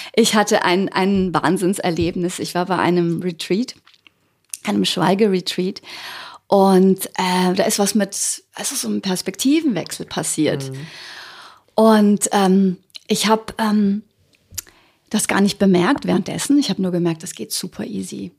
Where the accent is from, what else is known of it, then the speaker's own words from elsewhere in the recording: Ugljan island, opposite Zadar, Zadar County, Croatia; now in Germany; von der Insel Uglian